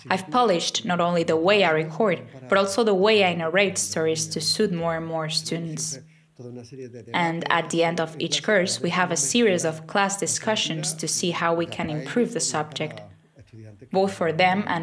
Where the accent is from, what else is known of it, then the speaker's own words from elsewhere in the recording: Triana, Andalusia, Spain; accent: Triana accent; English is a second language; I'm from Triana, so my natural accent is that of this region but I'm not using it now.